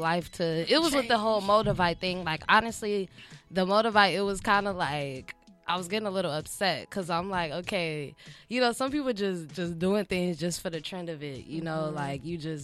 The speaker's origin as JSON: {"language": "English", "town": "Chicago", "region": "Illinois", "country": "United States", "moved": "yes", "lives_now": "Los Angeles, United States", "said": "I'm from Chicago."}